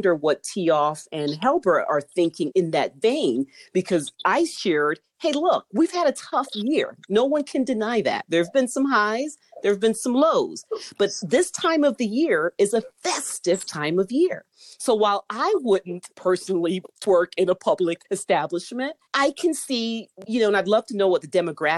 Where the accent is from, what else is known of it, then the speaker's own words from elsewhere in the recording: Jamaica; You know how some Jamaicans are, you know, we're going to bang on the wall and carry on.